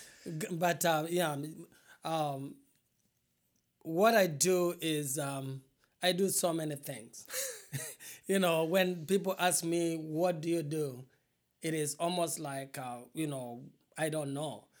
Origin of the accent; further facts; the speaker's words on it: eastern Kenya, Kenya; moved away as an adult; now in Quad Cities, United States; I was born in Eastern Kenya, in uh, a very very poor family